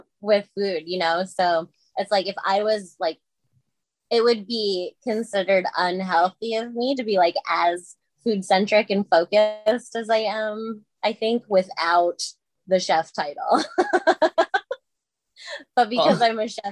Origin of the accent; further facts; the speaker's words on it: Madison, Wisconsin, United States; moved away as an adult; now in Chicago, United States; I was born and raised in Madison, Wisconsin